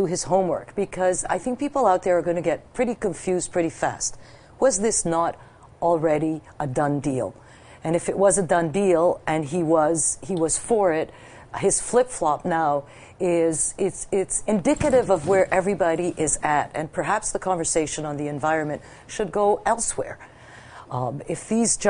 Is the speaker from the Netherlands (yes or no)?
no; Canada; we're Canadian